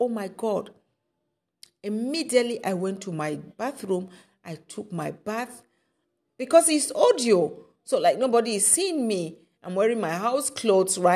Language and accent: English; Cameroon; where I'm coming from Cameroon